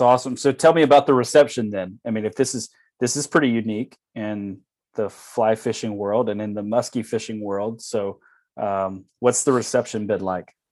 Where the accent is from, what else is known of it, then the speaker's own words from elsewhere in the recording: Alabama, Louisiana, Deep South, United States; now in Wisconsin, United States; I'm from, uh, the deep south, Alabama, Louisiana.